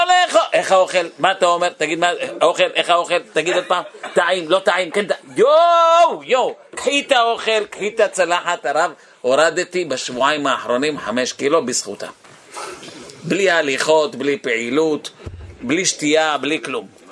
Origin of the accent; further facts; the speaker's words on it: Bnei Brak, Tel Aviv District, Israel; אני הייתי בני ברקי